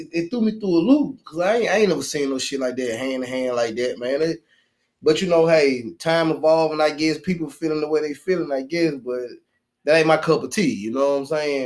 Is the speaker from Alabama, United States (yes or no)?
yes; Birmingham, Alabama, United States; I'm from Birmingham